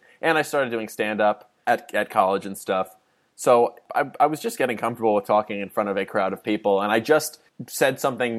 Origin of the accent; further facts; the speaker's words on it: New Jersey, United States; moved away as an adult; I moved from New Jersey to Los Angeles, and I went to college